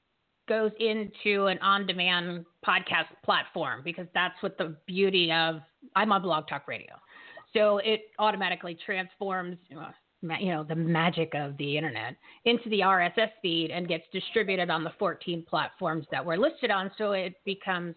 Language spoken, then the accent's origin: English; Bridgewater, New Jersey, United States; I'm from Bridgewater.